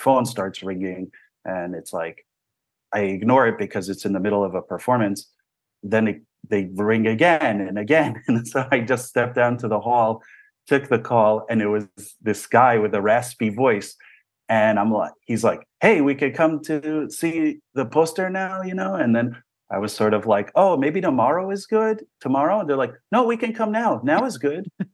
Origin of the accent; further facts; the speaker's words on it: New Jersey, United States; I grew up in New Jersey, and my parents moved to America from Israel